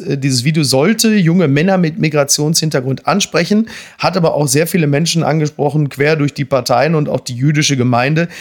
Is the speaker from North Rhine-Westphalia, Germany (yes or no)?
yes; Castrop-Rauxel, North Rhine-Westphalia, Germany; ich komme aus dem Ruhrgebiet, in meiner Heimatstadt Kastrop-Rauxel